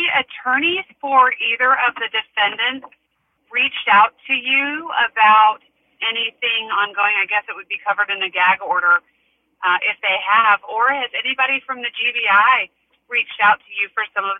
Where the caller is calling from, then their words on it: San Francisco, California, United States; I'm calling from San Francisco.